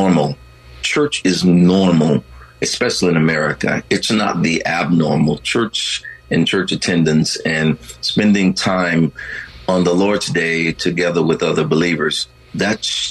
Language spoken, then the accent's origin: English; Texas, United States; I grew up in Texas